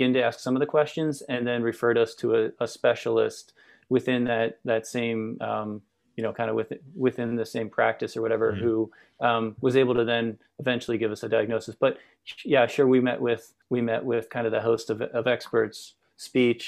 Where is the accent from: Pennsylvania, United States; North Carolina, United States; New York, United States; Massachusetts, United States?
Pennsylvania, United States; outside Philadelphia; moved away as an adult; now in Portland, United States; I grew up in just outside Philadelphia, a small town outside Philadelphia.